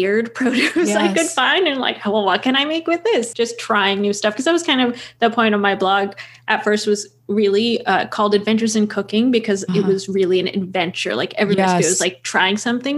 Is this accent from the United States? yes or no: yes; Portland, Oregon, United States; moved away as an adult; also born or lived in Los Angeles, California; I grew up in Portland but moved to LA for school and then lived there for a few years